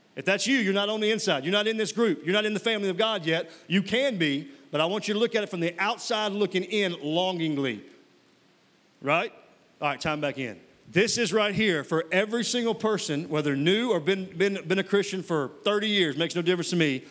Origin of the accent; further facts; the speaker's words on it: Mississippi, United States; moved away; I'm from Mississippi originally. And uh, when I was living in Mississippi